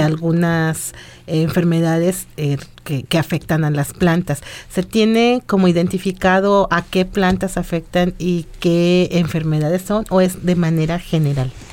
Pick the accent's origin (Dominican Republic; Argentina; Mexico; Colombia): Mexico; nosotros como mexicanos